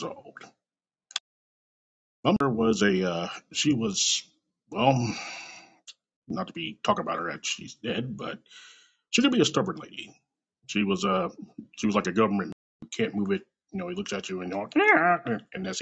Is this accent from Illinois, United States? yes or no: no; Kansas City, Missouri, United States; born or raised there; also born or lived in California